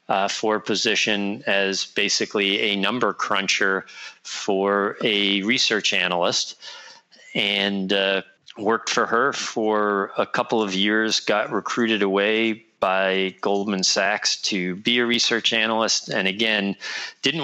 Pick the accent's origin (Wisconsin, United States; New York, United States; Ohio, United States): New York, United States; New York City; I grew up on the Lower East Side in the city